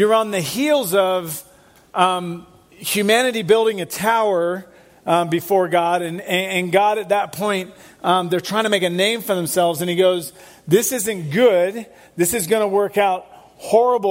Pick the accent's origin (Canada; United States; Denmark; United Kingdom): United Kingdom; England; moved away as an adult; I'm from England. I left England when I was 19.